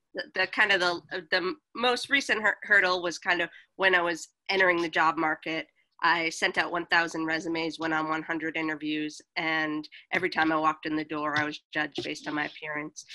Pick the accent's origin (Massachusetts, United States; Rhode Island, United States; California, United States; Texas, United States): Massachusetts, United States; Boston; moved away as an adult; also born or lived in Los Angeles; I grew up in Boston